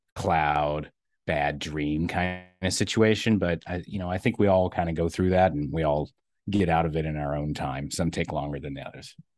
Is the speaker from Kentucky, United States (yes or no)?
yes; eastern Kentucky, United States; growing up in a, a, uh, fairly rural area of eastern Kentucky